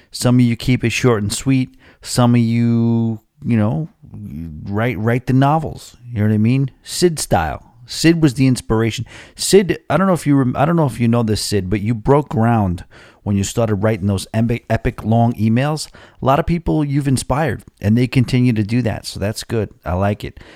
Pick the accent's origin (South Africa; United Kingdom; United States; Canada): United States; Rockville Centre, New York; moved away; I will be moving to my hometown. And, uh, or, you know, it's my home little neighborhood. And, uh, it's a place called, uh, Rockville Center.